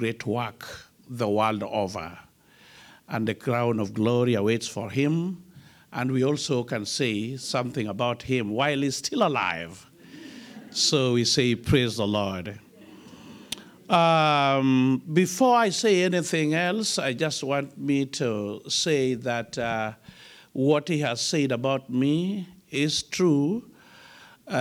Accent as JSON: {"language": "English", "country": "Kenya", "tie": "born or raised there", "said": "born and bred in Africa, in a country called Kenya"}